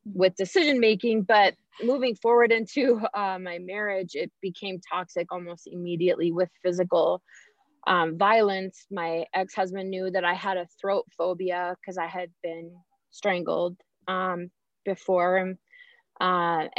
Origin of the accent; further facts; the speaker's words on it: Vancouver, Washington, United States; the hospital that I was born at in Vancouver, Washington